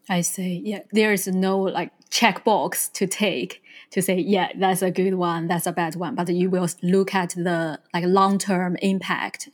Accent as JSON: {"language": "English", "country": "China", "tie": "born or raised there", "said": "I was born in China and I learned the whole Thousands years history"}